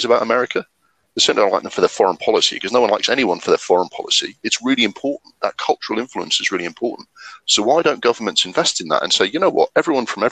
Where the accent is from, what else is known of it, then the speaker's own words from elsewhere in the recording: Sunderland, North East England, United Kingdom; my hometown, Sunderland